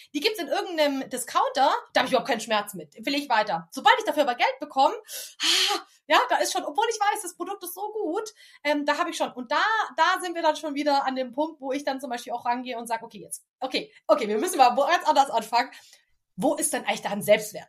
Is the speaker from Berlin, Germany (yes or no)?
no; Stuttgart, Baden-Württemberg, Germany; Ich komme aus dem Großraum Stuttgart.